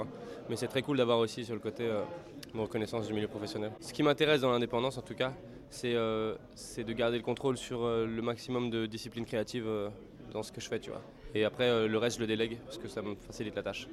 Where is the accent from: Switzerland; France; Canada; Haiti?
France; Paris, Île-de-France; J'habite à Paris, je suis né à Paris